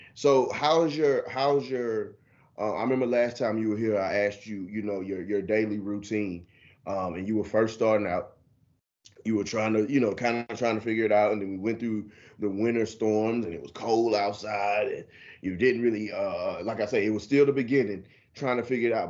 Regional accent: Houston, Texas, United States; moved away; that's my hometown

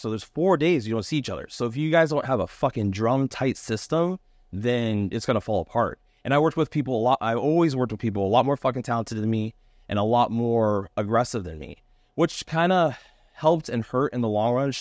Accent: California, United States; moved away as an adult; also born or lived in Columbus, Ohio / Louisville, Kentucky / Monterey / San Diego; growing up in California

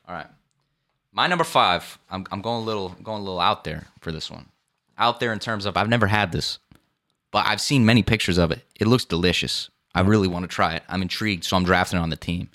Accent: New England, United States; we're from New England.

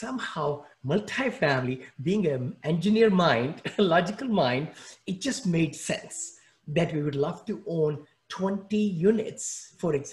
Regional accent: New Delhi, Delhi, India; English is a second language; moved away as an adult; also born or lived in Mumbai, India; now in United States; I grew up in New Delhi, India

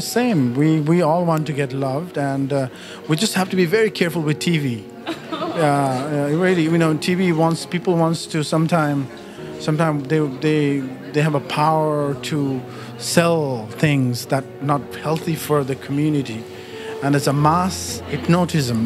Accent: Nepal; moved away; I'm from Nepal, and I grew up in Nepal.

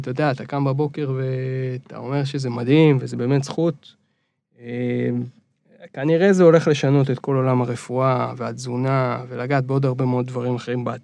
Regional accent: Reut, Central District, Israel; now in Tel Aviv, Israel; נולדתי בארץ, גרתי בארץ רוב החיים. למעט איזה תקופה בארצות הברית

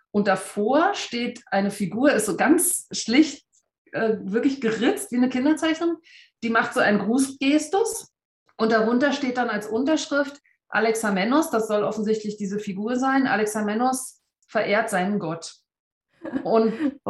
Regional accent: Berlin, Germany; now in Berner Oberland, Switzerland; ich bin vor 44 Jahren in Ostberlin geboren

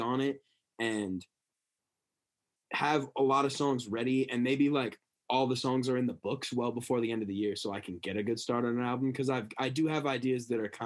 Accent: Bangor, Maine, United States; my first show in my hometown

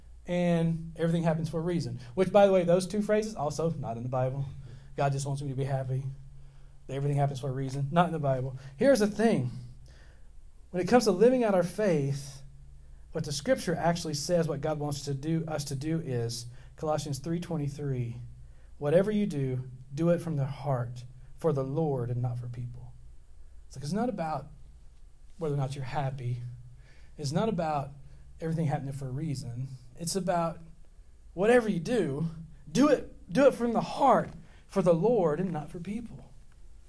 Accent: West Monroe, Louisiana, United States; So I grew up in West Monroe

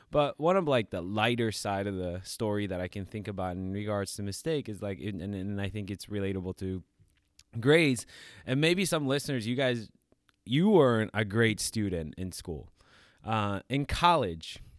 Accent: New York, United States; Like I came from New York, you know, like kind of you know surrounded by like tough neighborhoods

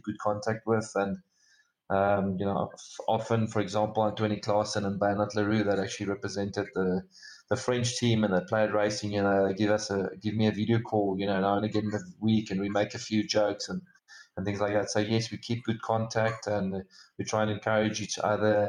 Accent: South Africa; myself as a South African

